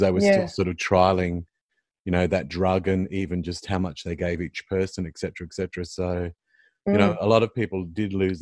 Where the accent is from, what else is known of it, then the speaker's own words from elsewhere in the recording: Queensland, Australia; moved away; I'm originally from Queensland